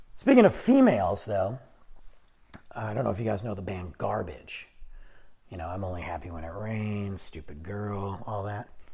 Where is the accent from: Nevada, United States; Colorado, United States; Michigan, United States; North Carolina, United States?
Michigan, United States; now in Texas, United States; I'm from Michigan